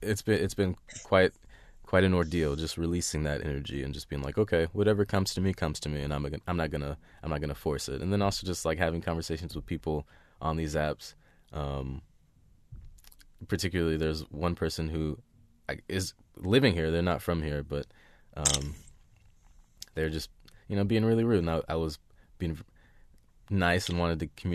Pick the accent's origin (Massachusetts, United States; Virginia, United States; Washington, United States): Washington, United States; Seattle